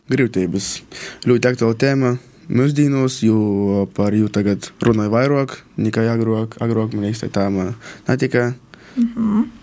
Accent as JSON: {"language": "Latvian", "town": "Malta", "region": "Latgale", "country": "Latvia", "said": "Mēs esam no Maltas. Abi mm. divi."}